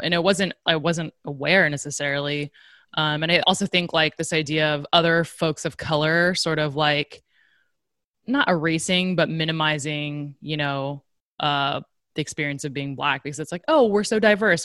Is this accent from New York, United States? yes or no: no; Silicon Valley, California, United States; growing up in Silicon Valley